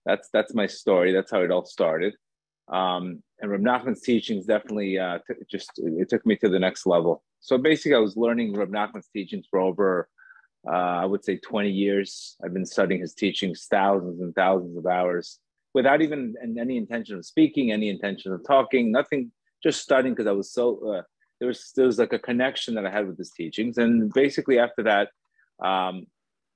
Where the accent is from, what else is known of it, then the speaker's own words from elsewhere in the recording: Miami Beach, Florida, United States; also born or lived in Colombia; I was born in Colombia. I grew up in Miami Beach